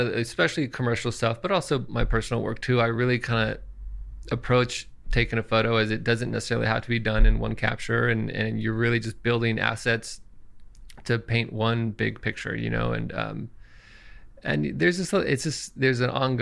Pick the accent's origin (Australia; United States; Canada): United States; Santa Cruz, California; I am from Santa Cruz, California